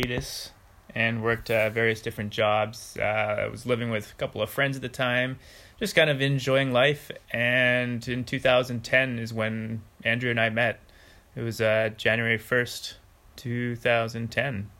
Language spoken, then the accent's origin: English; northern Alberta, Canada; also born or lived in Estevan, Saskatchewan / Calgary, Alberta; We moved away from there at a young age. We moved to northern Alberta.